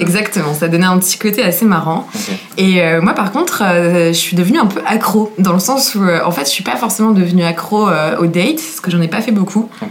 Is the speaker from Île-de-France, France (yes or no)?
yes; Versailles, Île-de-France, France; je viens de Versailles